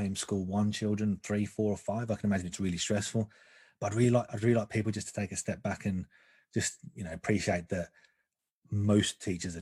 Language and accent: English; Birmingham, West Midlands, United Kingdom; moved away; I'm from Birmingham originally, and I did try to hide it. sometimes it will creep out.